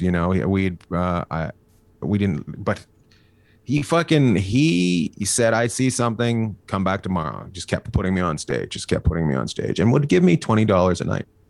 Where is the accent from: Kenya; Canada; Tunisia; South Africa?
Canada; moved away as an adult; now in United States; I grew up in the middle of nowhere. I grew up near Alaska